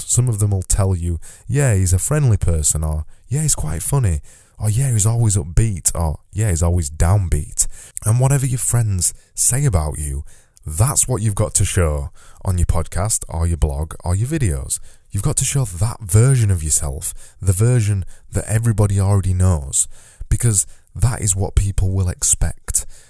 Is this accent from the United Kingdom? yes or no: yes; Yorkshire and the Humber, United Kingdom; accent: Yorkshire; my Yorkshire accent means that I extend my vowels